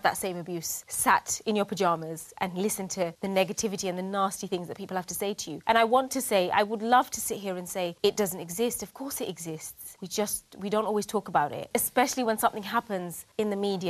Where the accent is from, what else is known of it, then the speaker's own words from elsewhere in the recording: United Kingdom; I'm proud of being British. I'm proud to be Bangladeshi